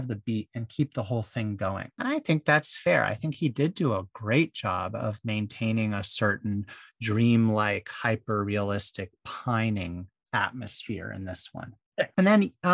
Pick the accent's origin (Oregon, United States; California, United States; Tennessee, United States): California, United States; Bay Area; I was born in the 80s in the Bay Area